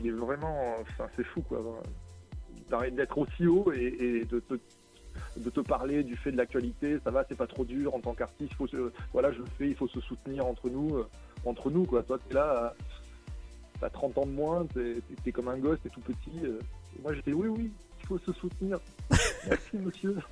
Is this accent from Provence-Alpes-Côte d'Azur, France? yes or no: yes; Nice, Provence-Alpes-Côte d'Azur, France; je suis un artiste du Sud. Je viens de Nice